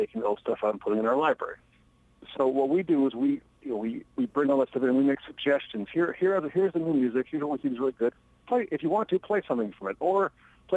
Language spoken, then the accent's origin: English; Minneapolis, Minnesota, United States; I'm from Minneapolis